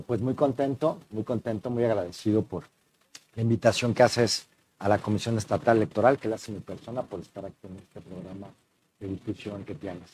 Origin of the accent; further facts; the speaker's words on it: Mexico City, Mexico; moved away as an adult; now in Nuevo León, Mexico; soy mexicano, eh, soy nacido en la Ciudad de México, tengo 44 años, eh, pero si bien es cierto, soy nacido en la Ciudad de México, tengo radicando ya 15 años aquí en, la aquí en Nuevo León.